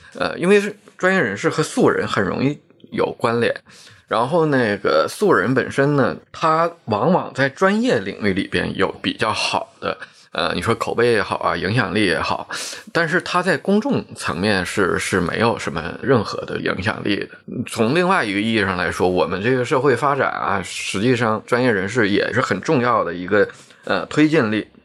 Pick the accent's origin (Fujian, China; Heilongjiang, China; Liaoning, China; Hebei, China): Liaoning, China; Shenyang; 按我们沈阳的这种说法